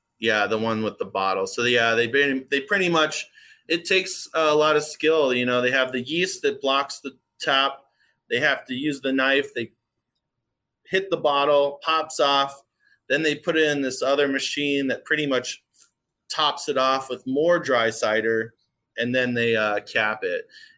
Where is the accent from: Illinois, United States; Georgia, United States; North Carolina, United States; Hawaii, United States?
Hawaii, United States; moved away as an adult; also born or lived in San Diego, California; now in Grand Rapids, United States; I'm new to the Midwest. I grew up in Hawaii. I went kindergarten through high school.